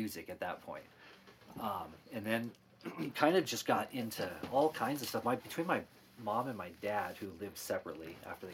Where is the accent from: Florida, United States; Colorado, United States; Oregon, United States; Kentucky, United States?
Colorado, United States; Fort Collins; moved away as an adult; now in Littleton, United States; I'm from Fort Collins before that. And I grew up in Poudre Canyon.